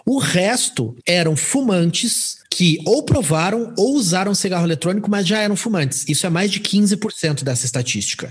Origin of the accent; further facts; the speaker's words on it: Curitiba, Paraná, Brazil; moved away as an adult; also born or lived in Natal, Rio Grande do Norte; agora eu voltei a morar em Curitiba, sou nascido e criado em Curitiba.